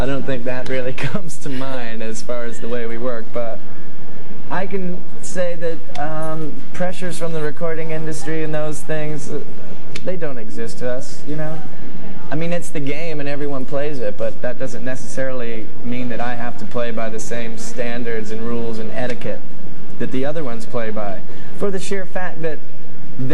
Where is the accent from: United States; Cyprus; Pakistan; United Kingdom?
United States; the South; down the road a piece called the South, you know, where we grew up